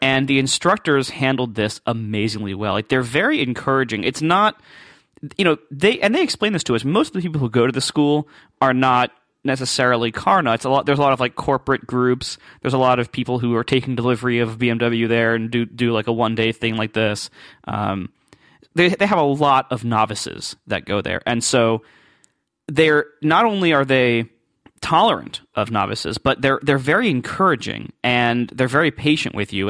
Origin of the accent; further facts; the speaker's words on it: Ohio, United States; moved away; I'm from Ohio